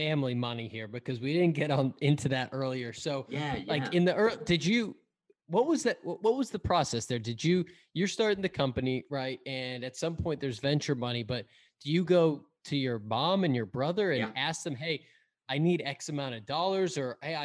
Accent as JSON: {"language": "English", "town": "Andover", "region": "Massachusetts", "country": "United States", "also_born_or_lived": "Lawrence, Massachusetts", "said": "I'm from Andover"}